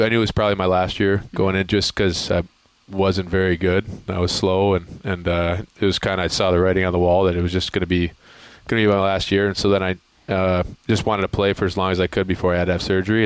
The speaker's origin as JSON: {"language": "English", "town": "Grand Ledge", "region": "Michigan", "country": "United States", "tie": "born or raised there", "also_born_or_lived": "North Dakota", "moved": "yes", "said": "A small town called Grand Ledge"}